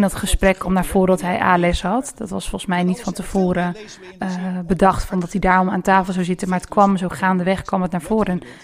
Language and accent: Dutch; Rotterdam, South Holland, Netherlands; moved away; toen ik nog in Rotterdam woonde